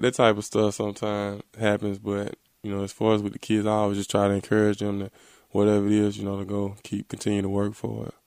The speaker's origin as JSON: {"language": "English", "town": "Selma", "region": "Alabama", "country": "United States", "tie": "born or raised there", "said": "my hometown in Selma, Alabama"}